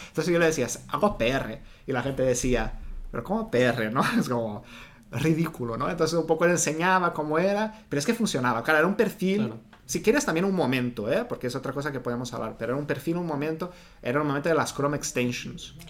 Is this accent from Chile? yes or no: no; Brazil; Spanish is a second language; moved away; also born or lived in Rio de Janeiro; Yo soy de Brasil y me formé en periodismo